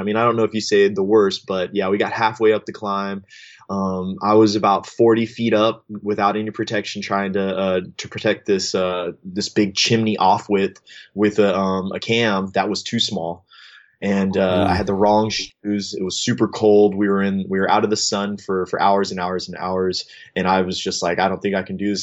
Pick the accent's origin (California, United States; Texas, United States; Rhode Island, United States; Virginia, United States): Texas, United States; Austin; I grew up in in in the Austin, Texas area